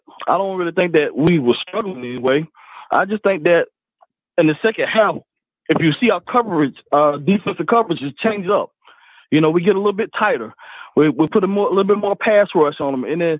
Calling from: Brewton, Alabama, United States; I'm calling from Bruton, Alabama.

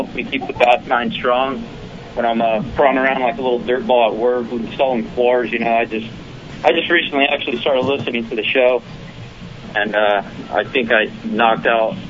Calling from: San Jose, California, United States; … from San Jose, California.

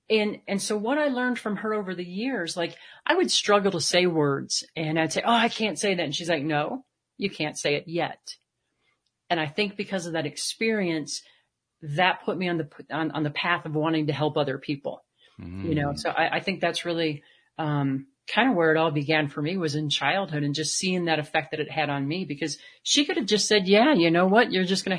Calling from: Colorado, United States; I am here in Colorado today, right outside Rocky Mountain National Park at about 9,000 feet where it's snowing and nice and cold.

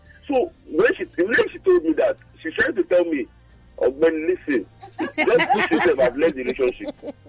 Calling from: Maryland, United States; calling from Maryland.

